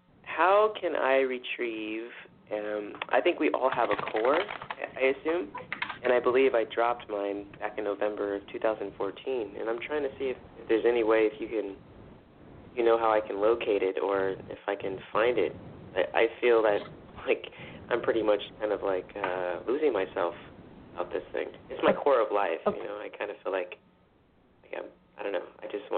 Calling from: California, United States

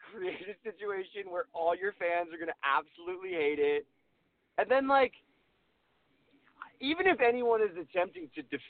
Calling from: Los Angeles, California, United States; Hey guys, …, Los Angeles. How you doing?

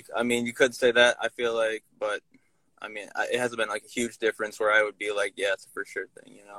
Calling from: Minnesota, United States; Minnesota right now. Just got some groceries from the co-op.

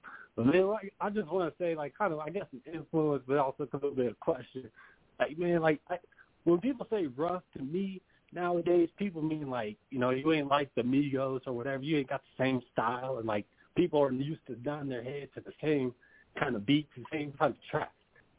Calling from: Kansas City, Missouri, United States; from Kansas City.

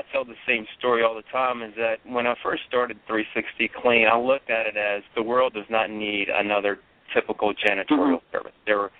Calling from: Columbia, South Carolina, United States; Our corporate office is in Charleston, South Carolina, but I'm actually over in Columbia, South Carolina today meeting with a potential area developer for Charlotte.

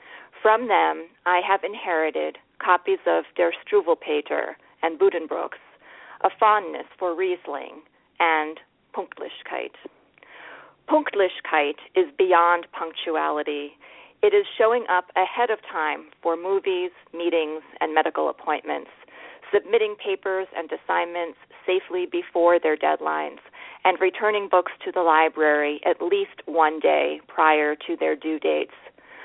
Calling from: New York City, New York, United States; I'm calling from New York City.

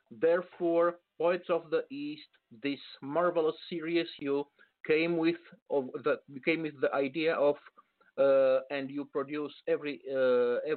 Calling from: Bucharest, Romania; Uh, actually, I'm coming from Bucharest. It's uh, some uh, 800 kilometers east of Budapest

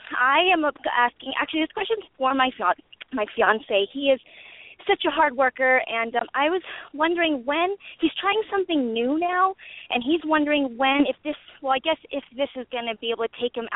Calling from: California, United States; I'm from calling from California.

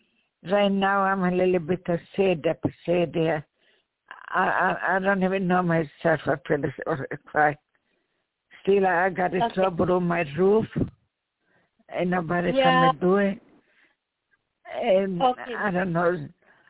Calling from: New York, United States; Yeah, calling from New York.

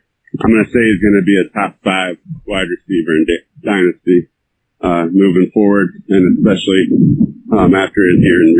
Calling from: Iowa City, Iowa, United States; I'm calling in from Iowa City, Iowa.

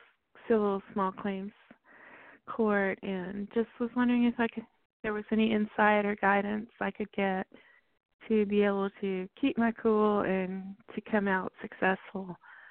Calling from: Texas, United States; I'm calling from Texas.

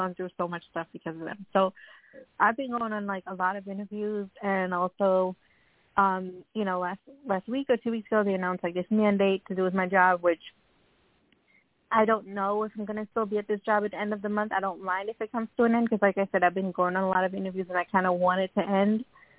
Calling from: Long Island, New York, United States; I'm calling from New York.

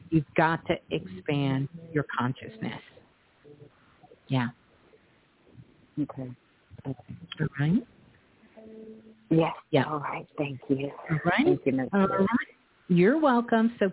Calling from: New York City, New York, United States; I'm calling from New York.

